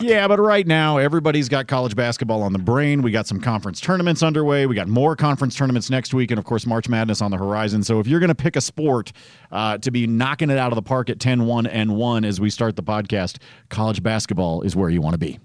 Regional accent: Oregon, United States; I grew up in Oregon.

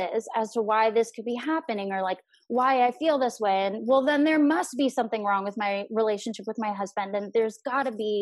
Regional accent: Orange County, California, United States; I grew up in Orange County

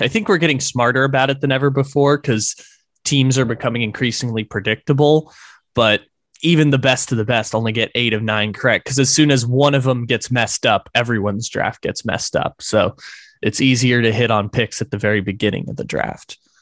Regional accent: San Diego, California, United States; from my hometown of San Diego in the six one nine

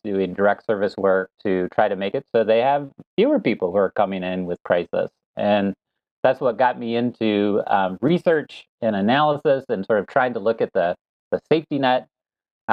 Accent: Ann Arbor, Michigan, United States; I grew up in the Ann Arbor area

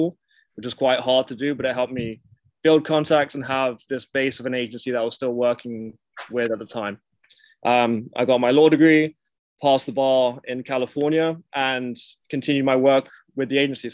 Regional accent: United Kingdom; also born or lived in Miami, United States; now in United States; I am British. I have been in America for 10 years at this point

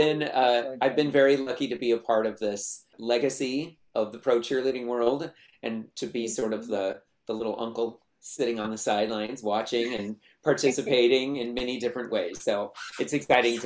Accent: Sacramento, California, United States; moved away as an adult; also born or lived in Utah / Los Angeles; now in Long Beach, United States; I grew up in Sacramento

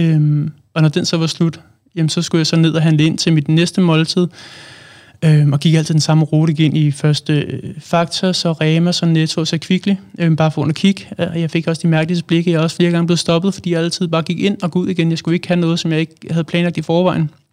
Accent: Allerød, Capital Region of Denmark, Denmark; now in Hvidovre, Denmark; jeg er oprindelig fra Allerød. Bor nu i Hvidovre

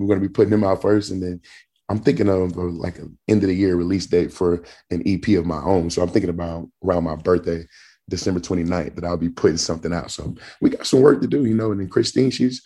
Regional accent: Jasper, Texas, United States; now in Atlanta, United States; my hometown in Jasper

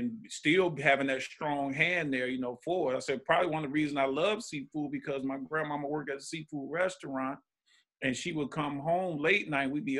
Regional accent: Mobile, Alabama, United States; moved away; also born or lived in Detroit; I'm from Mobile, Alabama, man. Right on the Gulf of Mexico. I mean, I'm a country boy.

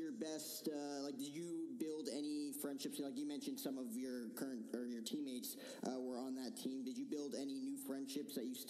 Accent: New Jersey, United States; I grew up in New Jersey.

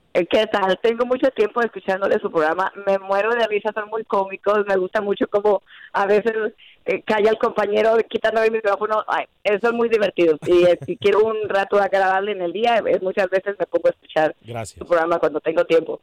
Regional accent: Guadalajara, Jalisco, Mexico; now in Houston, United States; Yo soy mexicana, nací de Guadalajara, 100% chiva

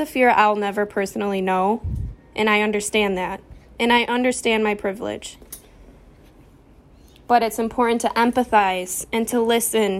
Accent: Riverview, Michigan, United States; moved away; my hometown of Riverview. It's a small city outside of Detroit

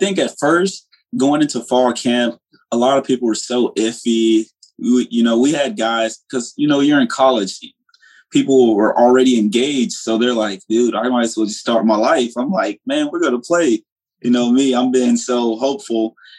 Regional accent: Hollandale, Mississippi, United States; Originally, I'm from Hollandale, Mississippi. Okay. My family moved here. You know, Hollandale, Mississippi is not, it's not a place you want your kids to grow up at.

